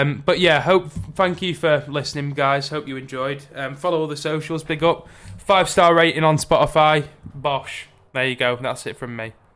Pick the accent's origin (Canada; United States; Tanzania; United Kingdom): United Kingdom; Barrow-in-Furness, North West England; my hometown team, Barrow